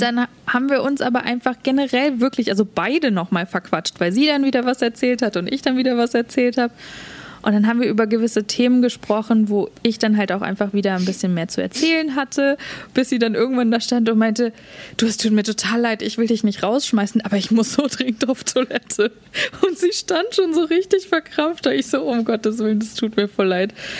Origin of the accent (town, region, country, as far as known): Germany; born or raised there; moved away as an adult; now in Vancouver, Canada